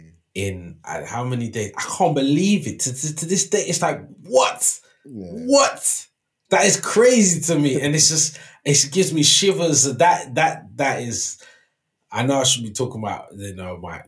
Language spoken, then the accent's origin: English; London, United Kingdom; I'm from West London. I've grown up walking past Hammersmith Apollo from a young child to a teen.